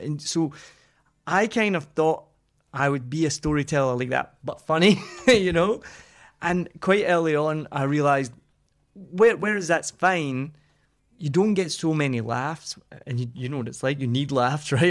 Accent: Scotland, United Kingdom; I'm Scottish

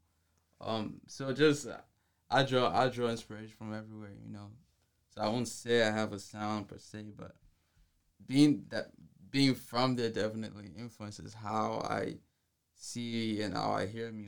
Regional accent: Lagos, Nigeria; now in Atlanta, United States; I was born and raised in Lagos

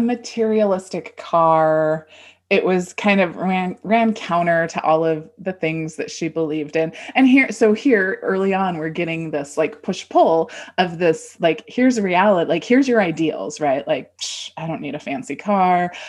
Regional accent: Southern California, United States; we're from Southern California

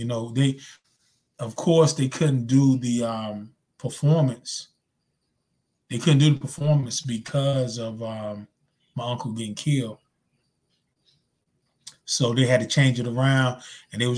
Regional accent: Zebulon, North Carolina, United States; moved away; my hometown, Z-Town, Zebulon, North Carolina

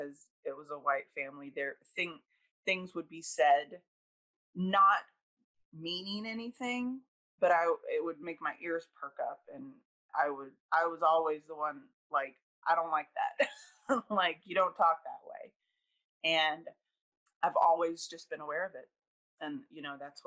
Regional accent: Southern Hillsborough County, Florida, United States; also born or lived in Columbus, Georgia / Louisiana; around the age of 8, we moved to Florida and settled in Southern Hillsborough County, and I've been here ever since.

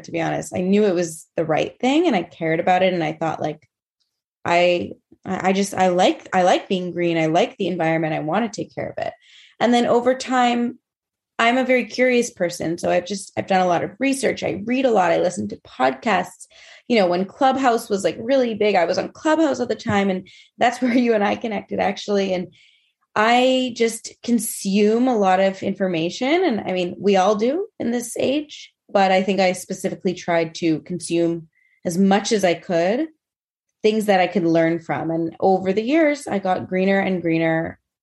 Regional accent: Montreal, Quebec, Canada; I am from Montreal, currently living in Montreal

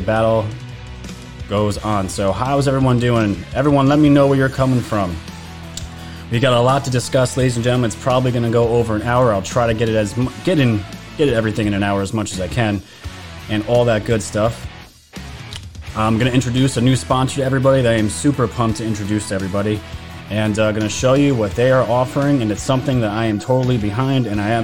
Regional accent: New York, United States; New York where I'm actually from

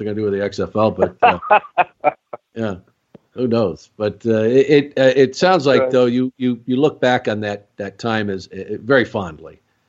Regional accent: Phoenix, Arizona, United States; I was from Phoenix forever.

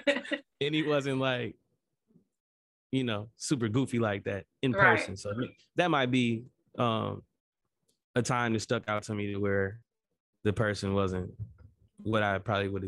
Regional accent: Lansing, Michigan, United States; Lansing, pretty much with me being here, mm-hmm. and me growing up here, even getting away for some years, going to college and coming back

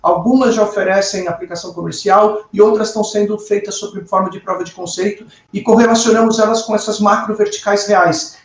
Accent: Brazil; eu, particularmente como brasileiro

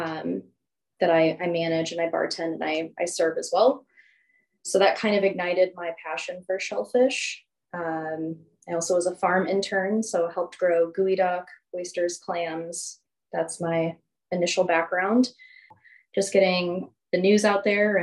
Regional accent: St. Louis, Missouri, United States; moved away as an adult; now in Olympia, United States; I'm actually from St. Louis

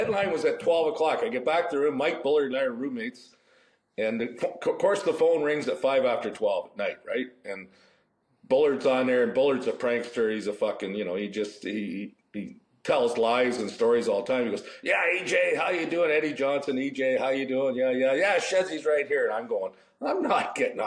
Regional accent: Barrie, Ontario, Canada; also born or lived in Wallaceburg, Ontario; I basically grew up in Barrie, which was an hour south of Toronto.

